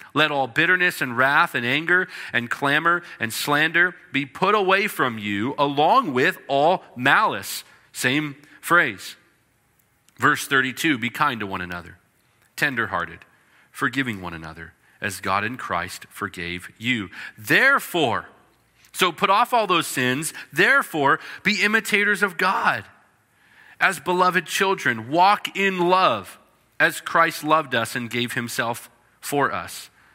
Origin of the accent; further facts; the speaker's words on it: British Columbia, Canada; British Columbia, where I grew up.